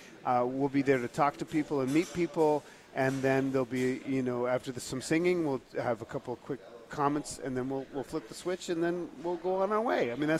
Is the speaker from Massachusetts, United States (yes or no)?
yes; near Lynn, Massachusetts, United States; I grew up right near Lynn, Massachusetts, which has not had a rebound.